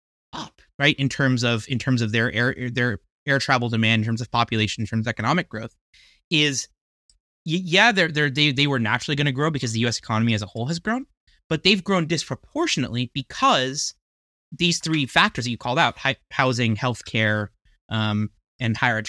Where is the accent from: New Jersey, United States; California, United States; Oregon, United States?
New Jersey, United States; in your home state of New Jersey, which was also my home state when I was, you know, growing up